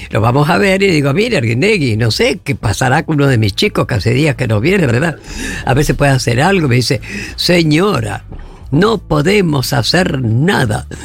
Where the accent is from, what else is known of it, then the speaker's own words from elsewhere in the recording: Paraná, Entre Ríos, Argentina; CAMS de Paraná … somos de Paraná, que vamos a pasar las vacaciones.